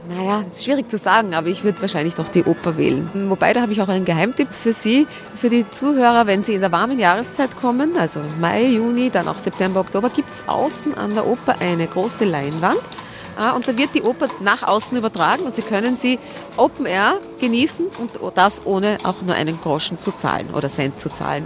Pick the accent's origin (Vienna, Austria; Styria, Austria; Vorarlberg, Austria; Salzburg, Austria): Vienna, Austria; als Wiener